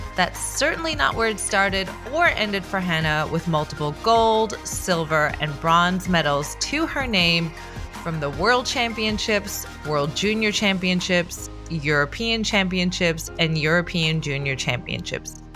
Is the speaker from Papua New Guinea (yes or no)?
no; Newfoundland and Labrador, Canada; I'm from Newfoundland. So grew up on the water